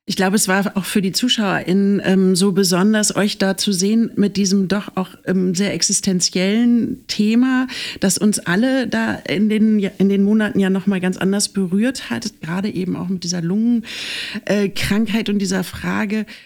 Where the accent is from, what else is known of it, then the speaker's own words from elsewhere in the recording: Berlin, Germany; moved away as an adult; also born or lived in Leipzig; now in Düsseldorf, Germany; wirklich Berlin, Berlin. Berlin, Berlin, Berlin, Schöneberg, Kreuzberg, Berlin, ja. Und auch in Berlin aufgewachsen. Ja. Und jetzt ähm, Düsseldorf.